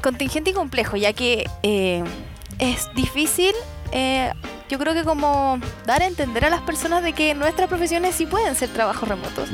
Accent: Chile; nosotros los chilenos porque somos chilenos

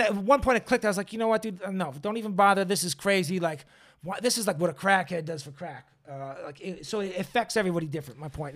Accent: Boston, Massachusetts, United States; now in Los Angeles, United States; I'm a transplant from Boston

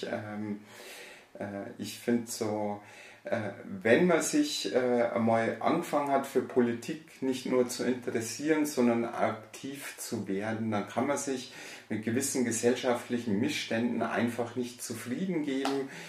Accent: Bavaria, Germany; geboren und aufgewachsen äh, bin ich im äh, Bayerischen Wald, ähm, habe da, also stamme aus ein, äh, einer einfachen Arbeiterfamilie

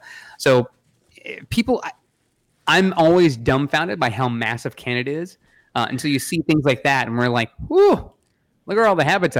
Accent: New England, United States; Listen, I grew up in New England.

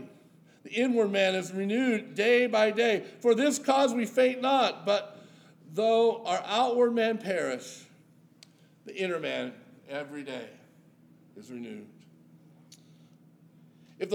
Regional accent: Yuba City, California, United States; my hometown of Yuba City, California

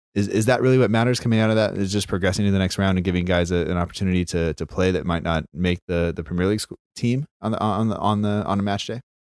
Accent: United States; an American school teacher

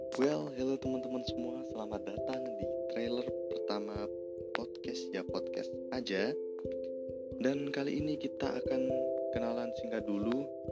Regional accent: Pemalang, Central Java, Indonesia; aku dari Pemalang

